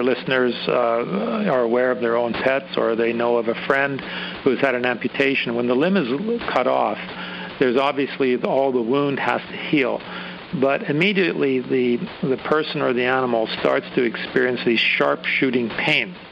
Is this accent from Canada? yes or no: yes; Canada; As a Canadian